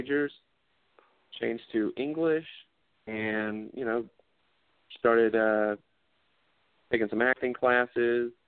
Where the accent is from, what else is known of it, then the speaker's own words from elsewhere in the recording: Lake Wylie, South Carolina, United States; moved away as an adult; now in Georgia, United States; I grew up in Lake Wylie, South Carolina, which is near Charlotte.